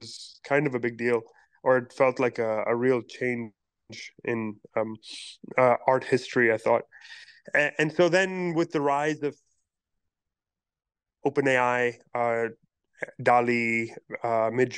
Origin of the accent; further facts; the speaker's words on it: Pakistan; now in New York City, United States; I am a Pakistani-born, New York City-based artist